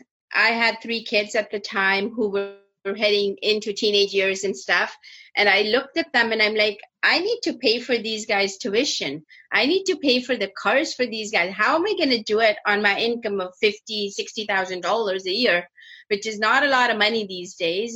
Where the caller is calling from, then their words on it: Toronto, Ontario, Canada; I am in Toronto, Canada.